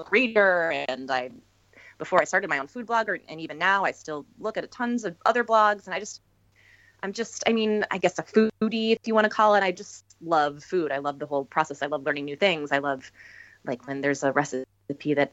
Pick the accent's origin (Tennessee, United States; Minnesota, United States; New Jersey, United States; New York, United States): Minnesota, United States; I grew up in Minnesota